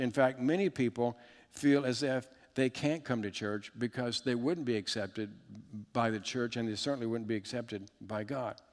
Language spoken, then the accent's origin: English; Richmond, Virginia, United States; I was raised in, in just outside of Richmond, Virginia in the 70s